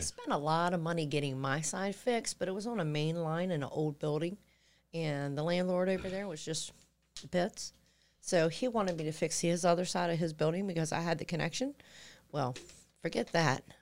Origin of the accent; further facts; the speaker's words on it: Chesapeake, Virginia, United States; the section of Indian River, where I was actually born and raised